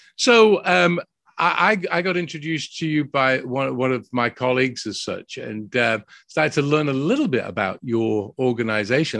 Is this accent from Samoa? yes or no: no; United Kingdom; now in Dallas, United States